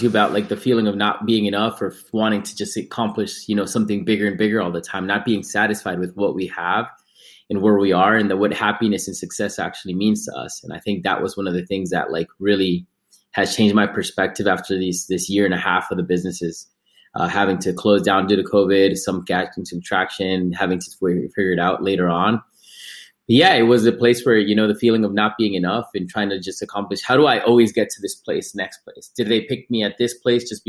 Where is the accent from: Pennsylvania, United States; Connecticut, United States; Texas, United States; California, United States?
Connecticut, United States; also born or lived in Ecuador; now in Oregon, United States; I was born in Connecticut